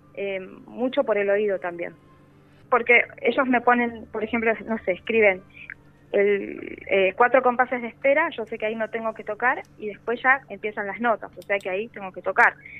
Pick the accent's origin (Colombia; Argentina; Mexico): Argentina; Buenos Aires; Yo soy de Buenos Aires